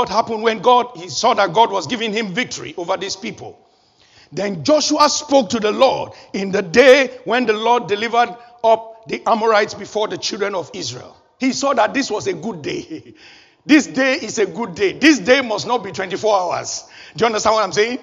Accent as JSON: {"language": "English", "country": "Nigeria", "tie": "born or raised there", "said": "When I was a little boy, growing up in Nigeria, my home country"}